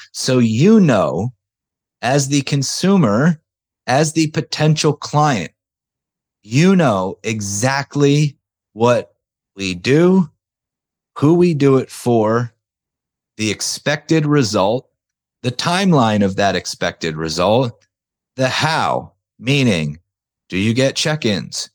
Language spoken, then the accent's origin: English; outside of Philadelphia, Pennsylvania, United States; I'm from outside of Philadelphia. Weather sucks here most of the time.